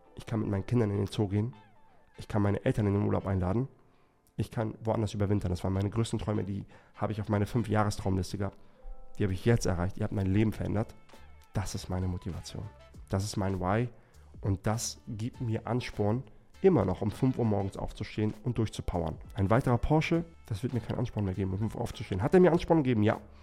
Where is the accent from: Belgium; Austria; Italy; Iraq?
Iraq; Erbil, Kurdistan Region; moved away; in Erbil, in meiner Heimatstadt